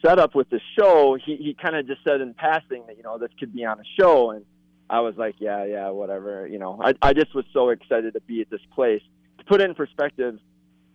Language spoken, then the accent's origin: English; Ladysmith, Wisconsin, United States; also born or lived in Chetek, Wisconsin; I'm actually from Ladysmith, born and raised in Ladysmith, Wisconsin, which is just down the road.